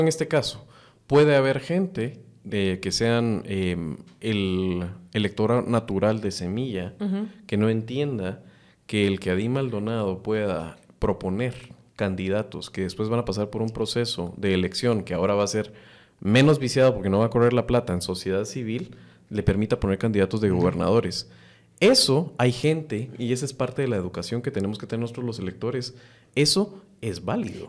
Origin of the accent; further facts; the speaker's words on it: Guatemala; como guatemalteco